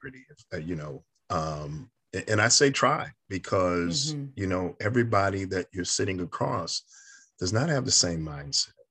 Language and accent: English; New York, United States; I'm a kid from New York